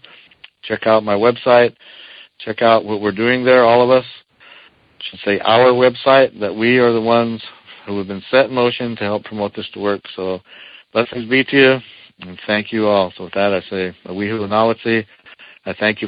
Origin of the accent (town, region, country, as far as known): Eastern Shoshone Nation, Wind River Indian Reservation, Wyoming, United States